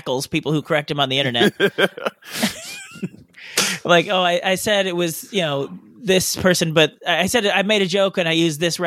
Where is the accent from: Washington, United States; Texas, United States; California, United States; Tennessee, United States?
California, United States; the Bay Area; moved away; also born or lived in Los Angeles; I'm from the Bay Area